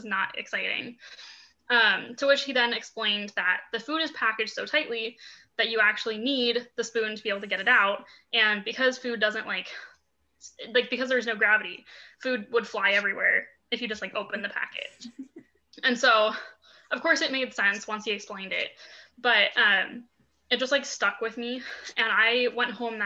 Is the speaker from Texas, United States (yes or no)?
no; Boulder, Colorado, United States; I grew up in Boulder, actually. So that's my hometown